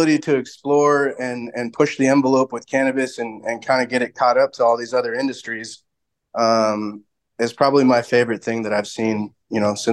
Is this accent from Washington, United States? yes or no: yes; Seattle, Washington, United States; I'm originally from Seattle